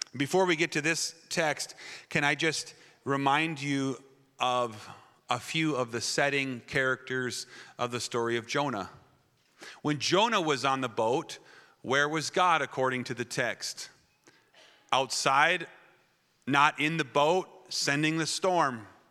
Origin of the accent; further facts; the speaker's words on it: Wisconsin, United States; moved away; I was raised in Wisconsin, that foreign country that Pastor Mark talks about